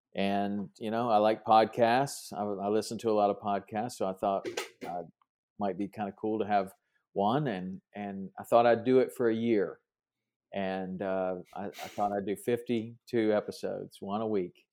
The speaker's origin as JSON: {"language": "English", "region": "Tennessee", "country": "United States", "tie": "born or raised there", "said": "I grew up in Tennessee"}